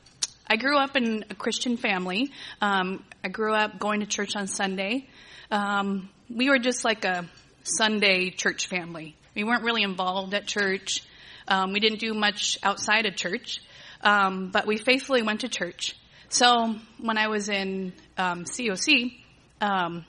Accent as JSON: {"language": "English", "town": "Agua Dulce", "region": "California", "country": "United States", "tie": "born or raised there", "also_born_or_lived": "Torrance, California", "said": "I was born and raised here in Southern California. I was born in Torrance. My family moved up to Agua Dulce when I was in second grade"}